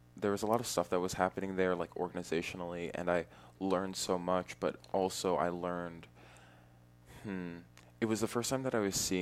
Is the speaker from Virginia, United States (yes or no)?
no; Walnut Creek, California, United States; also born or lived in Connecticut / New York; I was born in Walnut Creek, California